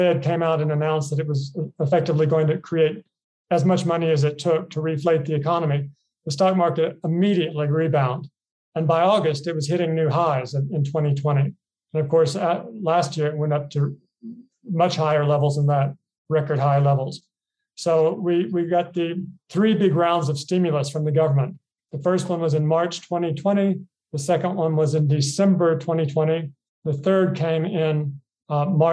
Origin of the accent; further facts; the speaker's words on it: Kentucky, United States; moved away as an adult; also born or lived in Boston / Hong Kong / Singapore; now in Thailand; I'm an American. I grew up in Kentucky